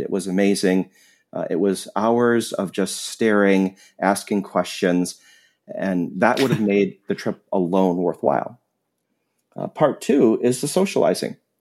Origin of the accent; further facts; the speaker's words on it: Wisconsin, United States; my home state of Wisconsin